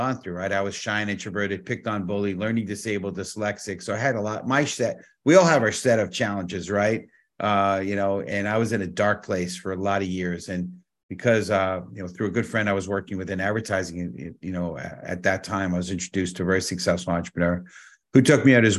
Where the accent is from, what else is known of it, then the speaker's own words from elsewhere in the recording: New York City, New York, United States; born and raised in the Bronx